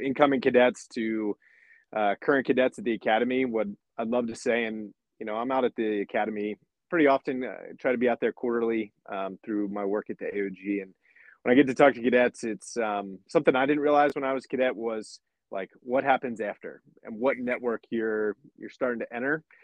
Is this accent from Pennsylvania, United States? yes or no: yes; about 30 minutes south of Lancaster, rural Pennsylvania, United States; I grew up in a small town in Pennsylvania, uh, Lancaster, Pennsylvania. Will put me on the map, uh, but I grew up about 30 minutes south of there uh, in a small rural Amish country, farming, Pennsylvania